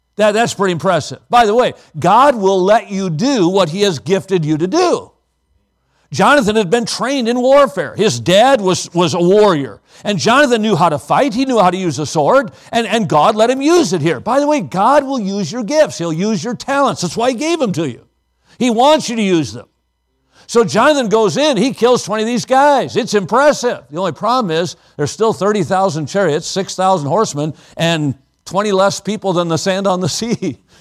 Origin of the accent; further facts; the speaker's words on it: Watertown, Wisconsin, United States; Maranatha was a Bible college in my hometown